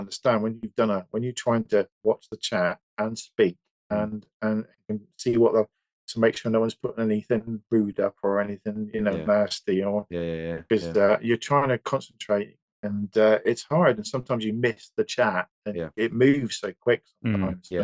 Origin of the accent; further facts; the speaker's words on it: West Country, South West England, United Kingdom; accent: West Country; I'm from the West, I've got a West Country accent.